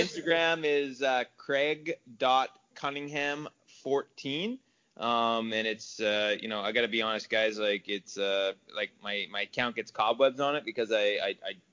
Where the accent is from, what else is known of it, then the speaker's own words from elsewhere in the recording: Trail, British Columbia, Canada; moved away; I grew up in British Columbia